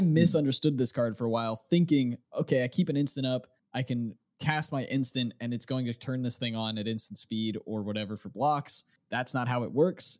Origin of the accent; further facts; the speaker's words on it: United States; I'm an American